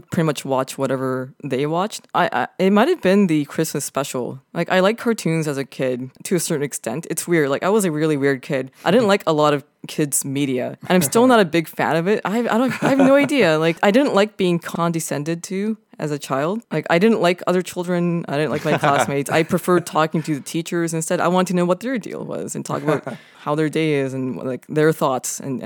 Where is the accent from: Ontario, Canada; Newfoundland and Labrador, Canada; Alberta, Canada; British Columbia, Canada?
British Columbia, Canada; Vancouver; I'm from Vancouver, BC, Canada. I was born and raised there. I still live there.